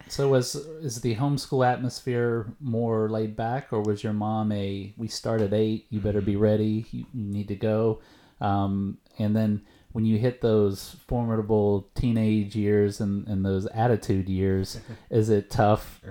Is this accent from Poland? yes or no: no; East Texas, United States; moved away; I went to a very rural East Texas high school